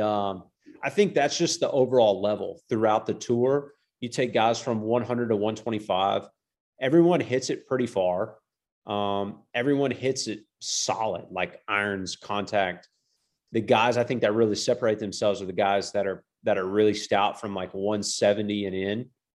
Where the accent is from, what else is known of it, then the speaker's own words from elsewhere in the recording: Georgetown, Kentucky, United States; moved away as an adult; now in Orlando, United States; I'm from Central Kentucky. I grew up in a town called Georgetown, just outside of Lexington. Uh, I lived there the first eighteen years of my life